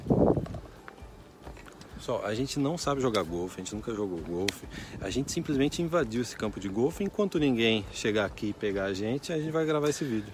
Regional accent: Brazil; now in Canada; Eu cresci no Brasil

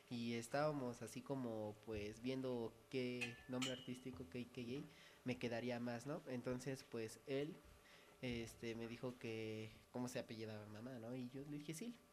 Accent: Metepec, State of Mexico, Mexico; Vengo de Metepec de por Prepa 5, eh, la Jiménez Gallardo.

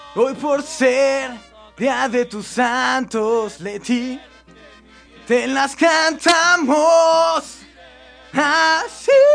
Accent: Mexico City, Mexico; also born or lived in Monterrey; mi papá se vino por el trabajo. para acá. Entonces soy más chilango que regio

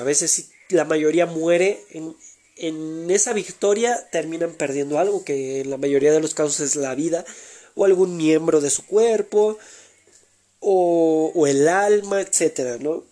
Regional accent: Mexico; México, que es mi país natal.

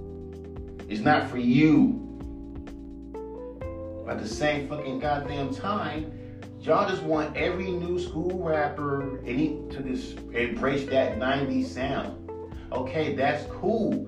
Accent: West Coast, United States; I'm from the fucking West Coast

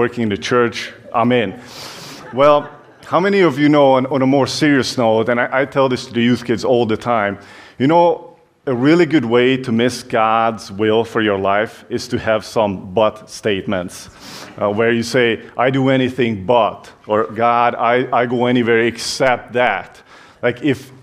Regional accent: Hungary; English is a second language; moved away; you can tell that I have an accent. I'm from Hungary originally

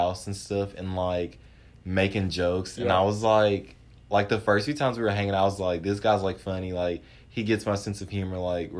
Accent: Clinton, Mississippi, United States; moved away as an adult; now in Starkville, United States; So I'm from Clinton, Mississippi, and it's about 2.5 hours away from Starkville

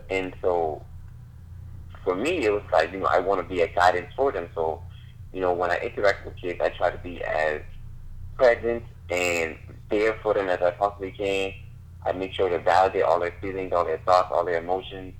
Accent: Charleston, South Carolina, United States; now in Charlotte, United States; I'm from Charleston, South Carolina. Right now, I'm living in Charlotte, North Carolina

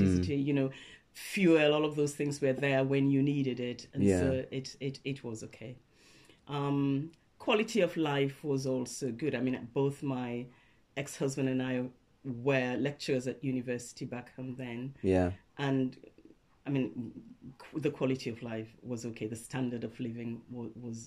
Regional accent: Freetown, Western Area, Sierra Leone; moved away as an adult; now in United Kingdom; I was born in Freetown, Sierra Leone.

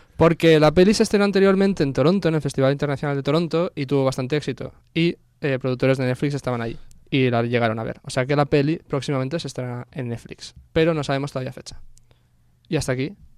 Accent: Catalonia, Spain; yo soy catalán

